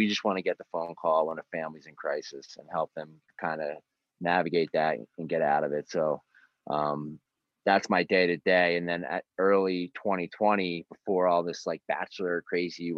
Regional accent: Haddonfield, New Jersey, United States; also born or lived in Philadelphia; I grew up in Haddonfield, New Jersey.

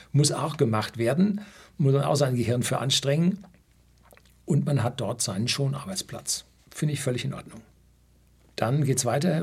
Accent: Germany

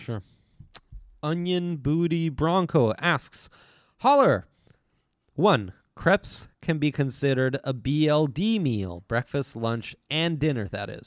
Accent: Italy; I grew up in Italy

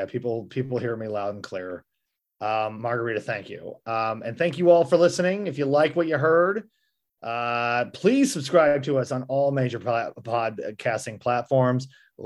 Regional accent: Missouri, United States; accent: Western Missouri; Oh yeah, because I just got that flat Western Missouri affect that they tell news anchors to use

